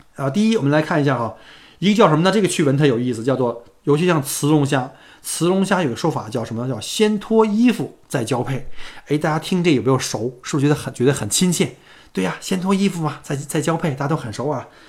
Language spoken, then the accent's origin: Chinese; China; now in Melbourne, Australia; 作为一个中国人啊，小姑那是相当的自豪啊